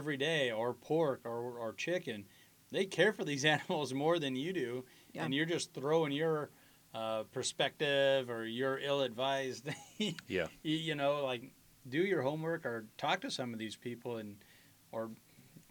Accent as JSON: {"language": "English", "region": "Nebraska", "country": "United States", "said": "We're all from Nebraska, you know, the Midwest."}